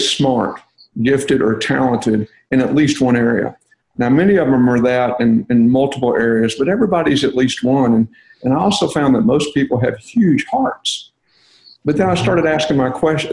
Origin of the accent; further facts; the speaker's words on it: Texas, United States; I'm from Texas